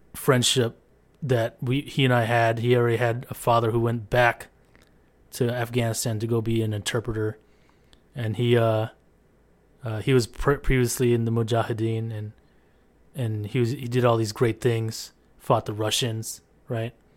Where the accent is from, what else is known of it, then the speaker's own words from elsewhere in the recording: San Diego, California, United States; I grew up in San Diego, California